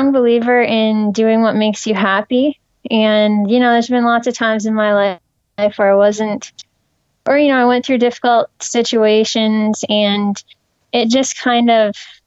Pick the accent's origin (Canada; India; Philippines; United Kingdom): Canada; Napanee, Ontario; now in Ottawa, Canada; I grew up in Napanee, Ontario, in Canada